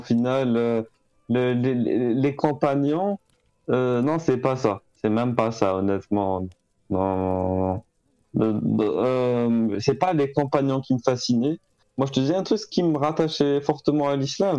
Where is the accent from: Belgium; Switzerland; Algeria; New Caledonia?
Algeria; moved away as an adult; now in France; je suis né en Algérie, j'ai grandi là-bas